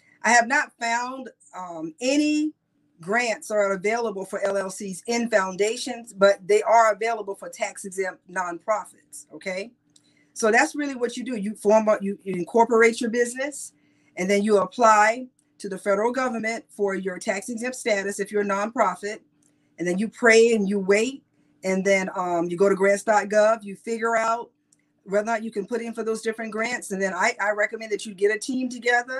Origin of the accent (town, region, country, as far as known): South Carolina, United States